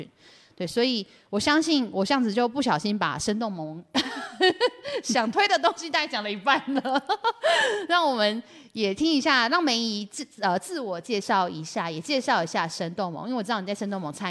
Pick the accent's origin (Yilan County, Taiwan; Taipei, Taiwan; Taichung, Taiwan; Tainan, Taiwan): Yilan County, Taiwan; 我们宜兰人